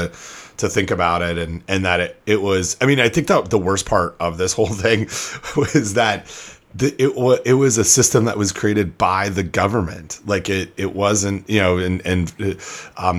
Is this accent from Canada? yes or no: yes; Canada; now in United States; as a Canadian